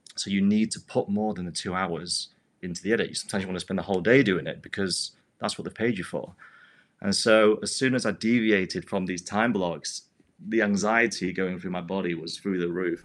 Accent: United Kingdom; moved away; move back to my home country in the U K

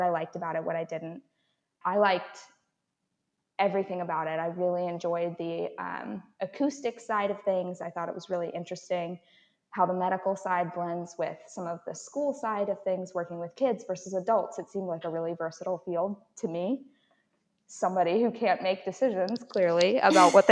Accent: Baltimore, Maryland, United States; I grew up in Baltimore, in the county

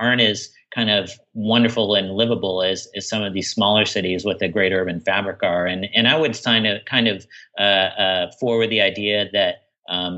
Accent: Portland, Oregon, United States; I grew up with in Portland

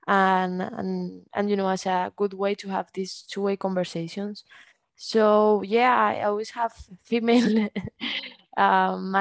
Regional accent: Bilbao, Basque Country, Spain; also born or lived in Barcelona; decided to come back here to Bilbao to finish my bachelor from home

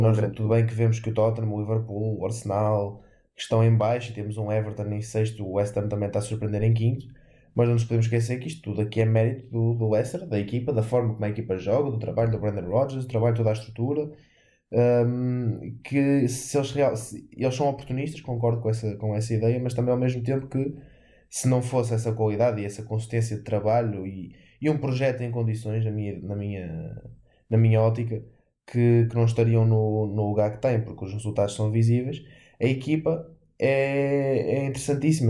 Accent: Portugal; como português

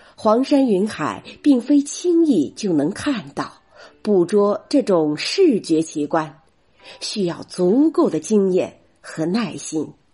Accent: Shandong, China; 我是来自山东的主播

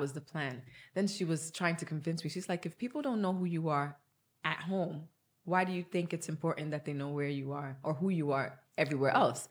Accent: Nigeria; moved away; I'm Nigerian

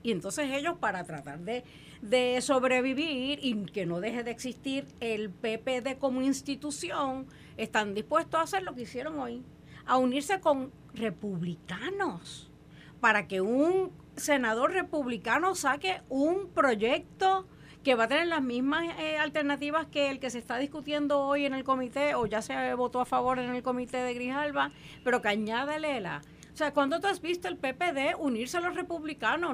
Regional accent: Puerto Rico; como puertorriqueña

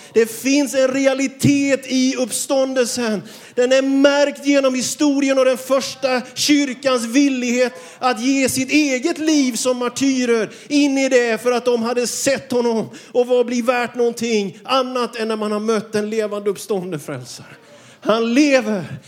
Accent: Björkeby, Jönköping County, Sweden; Jag kommer från Björkeby utanför Vetlanda. Jag är uppvuxen i en by med mer kossor än människor till invånare

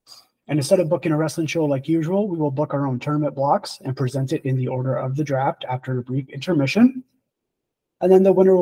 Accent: Canada; As a Canadian

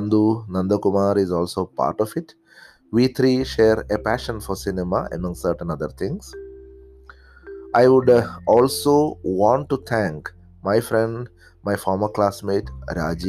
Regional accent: Kerala, India; accent: Malayalam; first language Malayalam; English is a second language; from the state of Kerala, India

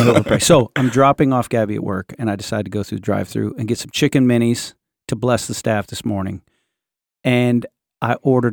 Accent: United States; I'm a Christian who has lived in the South. That means sweet tea. I'm an American, right?

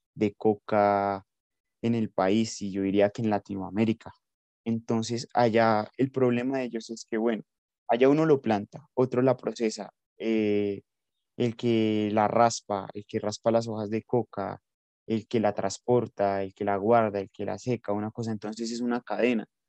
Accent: Colombia

